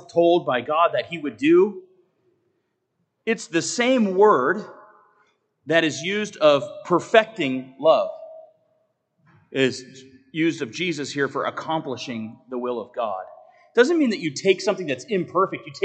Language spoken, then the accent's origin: English; United States; also born or lived in Naples, Italy; as an American